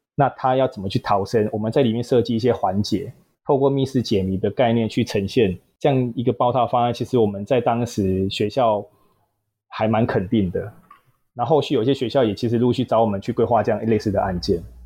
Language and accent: Chinese; southern Taiwan, Taiwan; 本身南部人啊，所以求学阶段啦，然后也没有到北部，然后也是土生土长的南部人